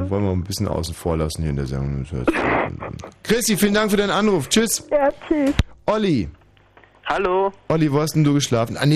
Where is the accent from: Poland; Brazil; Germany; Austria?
Poland; Also nicht mhm. nur als Pole, sondern überhaupt als Mann.